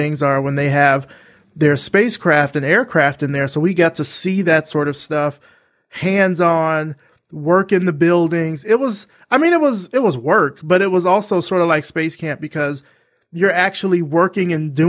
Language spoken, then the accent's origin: English; Alabama, United States; moved away as an adult; also born or lived in Atlanta; I'm from Alabama, and so our space camp is in Huntsville